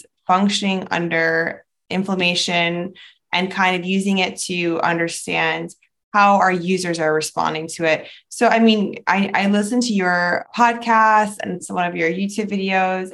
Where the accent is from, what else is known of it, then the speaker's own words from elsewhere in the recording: New York City, New York, United States; moved away as an adult; So I grew up between different countries, but I mainly grew up in New York City